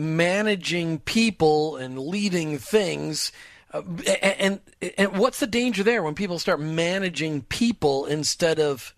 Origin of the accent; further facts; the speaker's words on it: Minnesota, United States; I grew up in Minnesota.